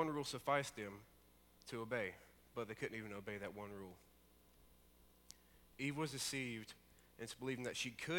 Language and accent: English; Alabama, United States; I'm from Alabama, as most of you know. And I lived out in the country